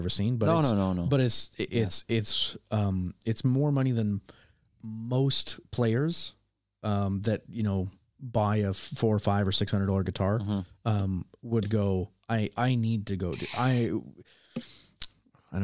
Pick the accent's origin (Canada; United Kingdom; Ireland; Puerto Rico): Canada; born or raised there